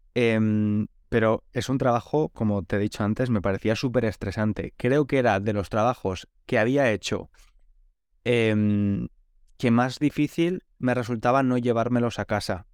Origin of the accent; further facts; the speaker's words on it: Spain; now in London, United Kingdom; que nos vamos a dormir muy tarde en España